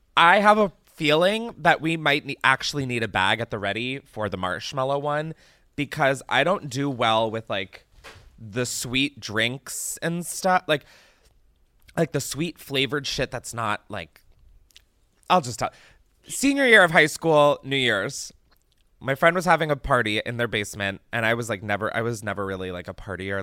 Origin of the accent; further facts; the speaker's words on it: East Coast, United States; moved away; I grew up on the East Coast where apple picking was, like, something I did